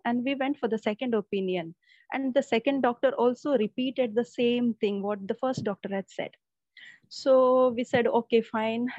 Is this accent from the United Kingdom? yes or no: no; Mumbai, Maharashtra, India; I'm from Mumbai